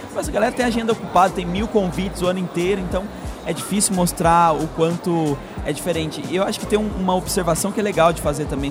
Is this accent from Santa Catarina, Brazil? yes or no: no; São Paulo, Brazil; moved away as an adult; now in Florianópolis, Brazil; Eu até sou de São Paulo